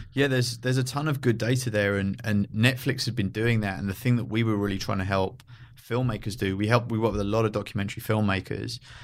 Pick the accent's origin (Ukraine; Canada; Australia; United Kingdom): United Kingdom; London; moved away as an adult; also born or lived in San Francisco; now in Los Angeles, United States; I grew up in London